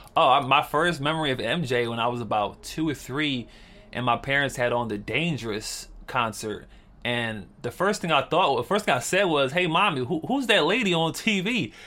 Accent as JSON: {"language": "English", "town": "Philadelphia", "region": "Pennsylvania", "country": "United States", "tie": "born or raised there", "said": "I grew up in Philadelphia"}